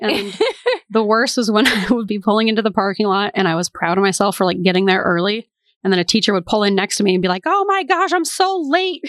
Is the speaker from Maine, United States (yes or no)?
yes; Portland, Maine, United States; I am from Portland, Maine, and I grew up next to a cemetery